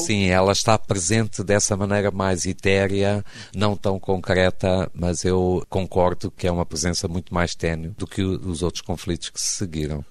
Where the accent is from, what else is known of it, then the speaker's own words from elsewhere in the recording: Beira, Sofala, Mozambique; moved away; also born or lived in Porto, Portugal; na cidade da Beira, que foi onde eu cresci, onde me tornei adolescente